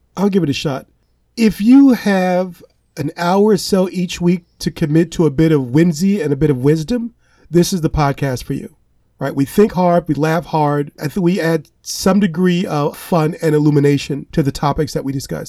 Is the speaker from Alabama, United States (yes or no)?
no; Gary, Indiana, United States; moved away as an adult; I'm identifying where I come from as my hometown of Gary, Indiana